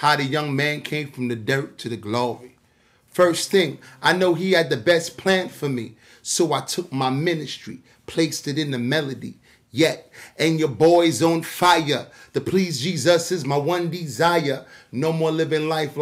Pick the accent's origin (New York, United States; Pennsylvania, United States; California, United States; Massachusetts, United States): New York, United States; New York City; I'm an individual from Queens, New York